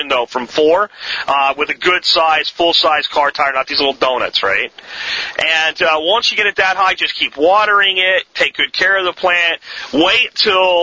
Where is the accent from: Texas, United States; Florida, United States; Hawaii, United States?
Florida, United States; Jacksonville; My dad owned a tire shop when I was growing up in Jacksonville, Florida